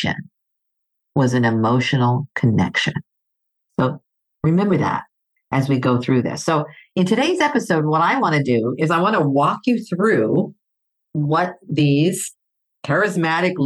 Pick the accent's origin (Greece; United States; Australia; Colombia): Greece; moved away; I grew up in Greece.